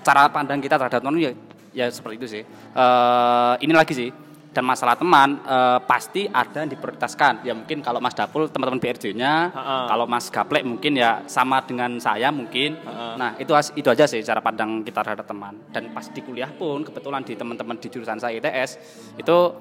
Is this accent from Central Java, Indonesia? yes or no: no; Banyuwangi, East Java, Indonesia; first language Osing; Indonesian is a second language; moved away as an adult; also born or lived in Genteng; now in Surabaya, Indonesia; Saya asli orang bahasa Osing